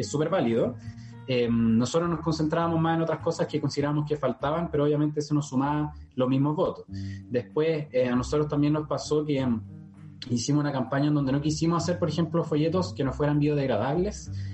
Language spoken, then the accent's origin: Spanish; La Florida, Santiago Metropolitan Region, Chile; soy nacido y criado en la Florida, del distrito 12